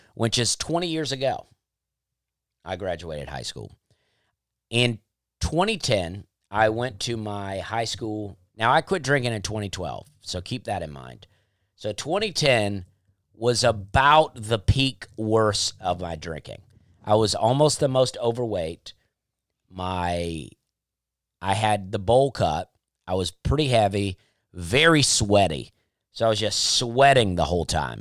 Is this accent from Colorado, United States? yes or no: no; Alabama, United States; I grew up in Alabama